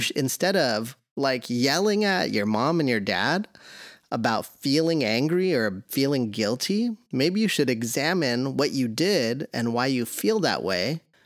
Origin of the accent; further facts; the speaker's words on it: the Northwest, Pacific Northwest, United States; I was born and raised in the Northwest.